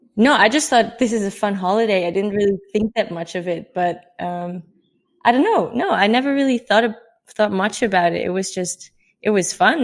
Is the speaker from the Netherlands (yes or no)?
yes; Netherlands; moved away as an adult; I'm from the Netherlands. Uh, I'm 24 years old